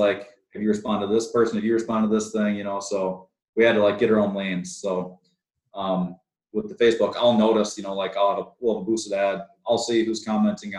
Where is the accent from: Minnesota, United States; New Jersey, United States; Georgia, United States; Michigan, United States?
Minnesota, United States; We're from Minnesota